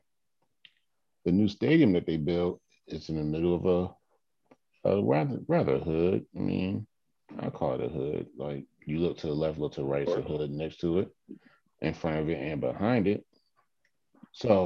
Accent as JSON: {"language": "English", "town": "Atlantic City", "region": "New Jersey", "country": "United States", "said": "I am from Atlantic City"}